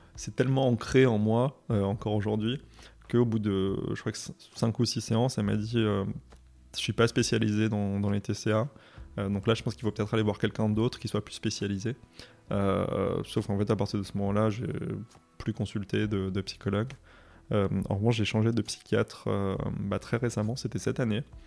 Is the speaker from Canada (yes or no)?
no; Moselle, Grand Est, France; je viens de l'Est, et du coup, euh, dans, l'Est, en, Moselle, l'éducation religieuse était obligatoire